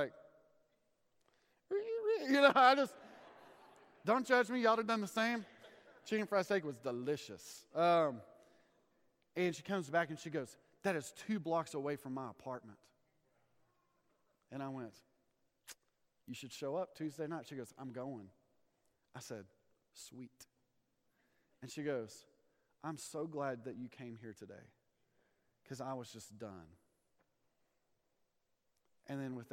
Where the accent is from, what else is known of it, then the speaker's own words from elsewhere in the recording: Amarillo, Texas, United States; I'm from Amarillo, Texas